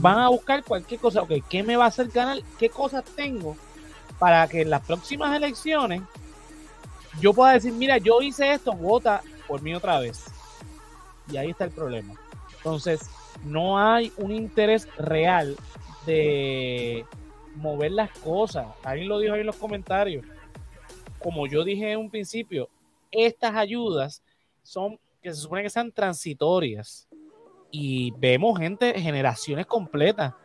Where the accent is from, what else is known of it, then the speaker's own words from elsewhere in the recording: Puerto Rico; como puertorriqueños